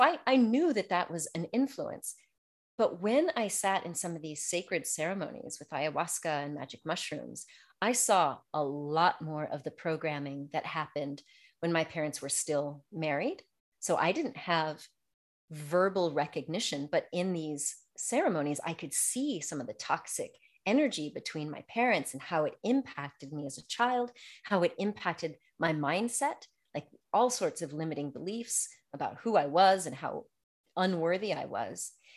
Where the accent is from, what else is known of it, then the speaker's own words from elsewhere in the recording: United States; moved away as an adult; now in France; growing up in America